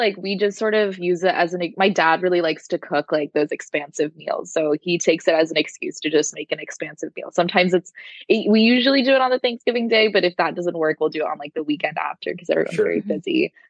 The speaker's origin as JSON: {"language": "English", "region": "Midwest", "country": "United States", "said": "I am also from the Midwest, right?"}